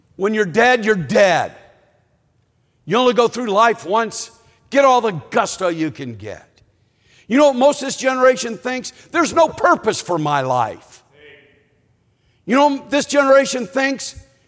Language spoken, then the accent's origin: English; Chicago, Illinois, United States; moved away; we're from Chicago